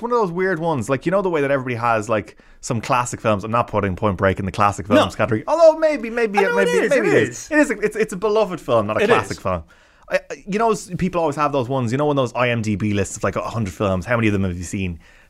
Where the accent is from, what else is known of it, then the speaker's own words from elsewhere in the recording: Lahinch, Munster, Ireland; I grew up in Lahinch and County Clare around surf